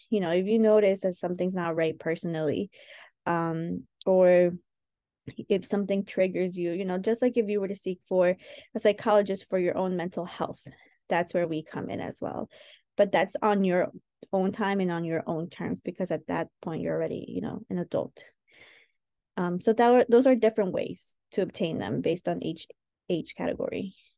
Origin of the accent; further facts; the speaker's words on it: New York, United States; also born or lived in Chosica, Peru / Santa Eulalia, Peru; we grew up in New York